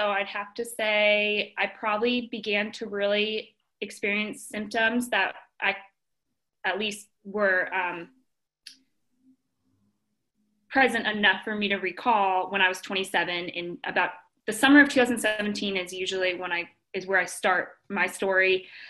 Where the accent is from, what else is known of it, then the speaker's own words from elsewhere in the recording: Monterey, California, United States; born there; now in Louisville, United States; I was born in Monterey, California, and have been all over the U.S. due to my dad's job.